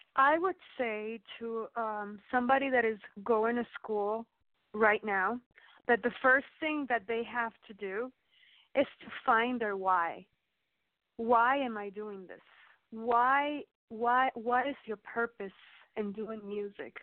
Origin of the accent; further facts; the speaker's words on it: New York, United States; moved away; also born or lived in Miami; when I was a little girl when I grew up in New York